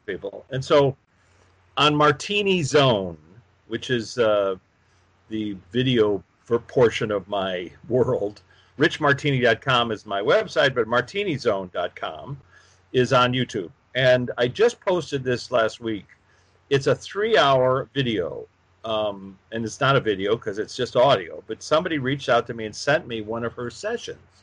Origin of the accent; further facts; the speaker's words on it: Chicago, Illinois, United States; a workshop in Chicago, my hometown.